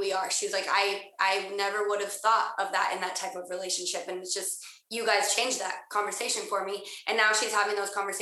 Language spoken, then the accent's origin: English; Utah, United States; I grew up in Utah